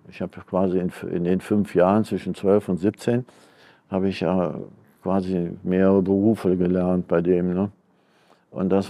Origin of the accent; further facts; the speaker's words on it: North Rhine-Westphalia, Germany; born there; Und ich bin im Wald, 51 im Wald geboren, also am Waldrand in so einem Finzendorf im Teutoburger Wald.